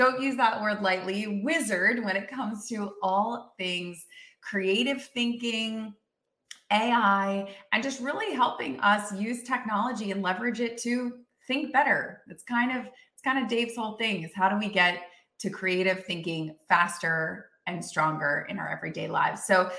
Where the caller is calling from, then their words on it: Austin, Texas, United States; I'm coming in from Austin, Texas.